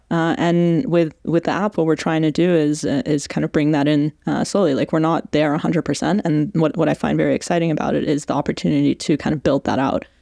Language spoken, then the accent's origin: English; Canada; accent: Canadian; also born or lived in Iran; now in London, United Kingdom; I'm from from Iran originally. I've grown up between Iran and Canada. Uh, the accent is very much Canada